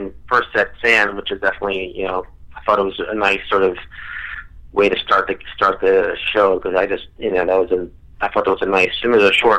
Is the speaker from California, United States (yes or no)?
no; New York, United States; also born or lived in Westchester; I'm from New York and I've lived and worked in Manhattan for ages